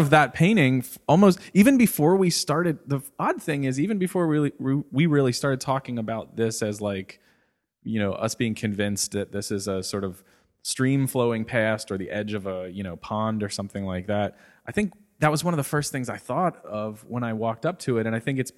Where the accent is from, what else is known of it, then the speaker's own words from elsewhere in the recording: Cincinnati, Ohio, United States; I grew up in Cincinnati